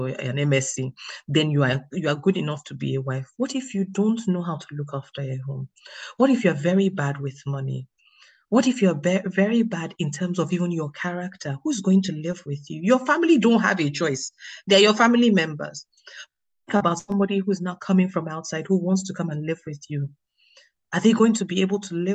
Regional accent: Nigeria; now in United Kingdom; I'm Nigerian. I live in the UK, so I'm sort of, they say I'm British Nigerian

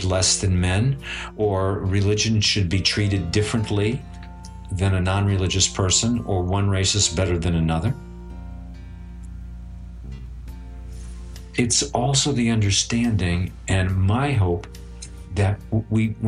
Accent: United States; It's been wonderful growing up in America for the most part

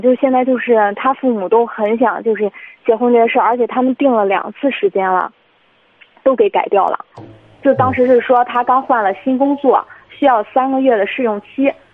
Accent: Jinan, Shandong, China; 我们都是济南本地的

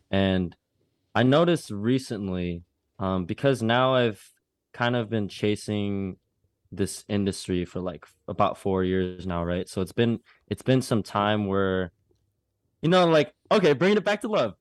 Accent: Minnesota, United States; growing up in the Midwest, I grew up in Minnesota

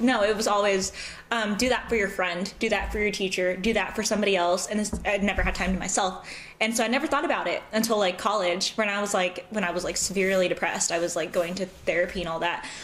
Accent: Southern California, United States; accent: American; now in St. Louis, United States; I was from California.

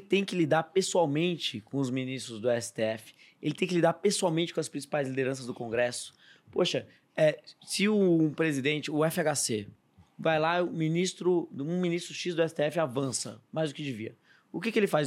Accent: Bragança Paulista, São Paulo, Brazil; eu sou de Bragança Paulista, interior de São Paulo

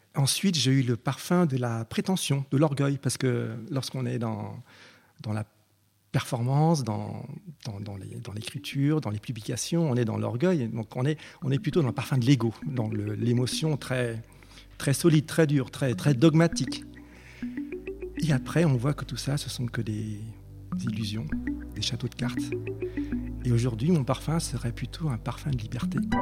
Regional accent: Cambodia; moved away; je suis né, en, au Cambodge

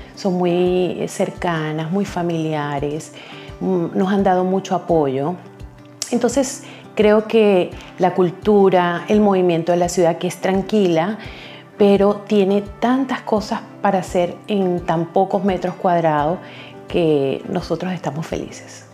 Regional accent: Venezuela; moved away as an adult; also born or lived in Chile / Antofagasta, Chile; now in Braga, Portugal; Nosotros conocemos como venezolanos mucho del pueblo portugués

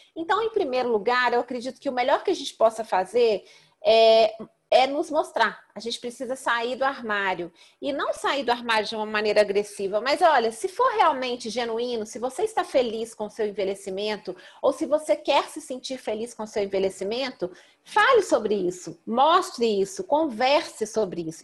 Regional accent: Belo Horizonte, Minas Gerais, Brazil; eu sou mineira de Belo Horizonte

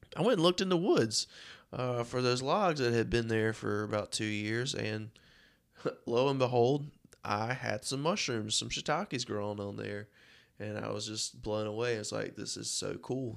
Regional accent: Rocky Mount, North Carolina, United States; I'm from Rocky Mount, uh, North Carolina. It's where I live and work.

